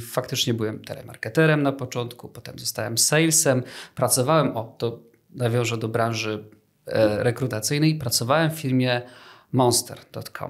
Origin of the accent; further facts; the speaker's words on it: Kraków, Lesser Poland, Poland; jestem z Krakowa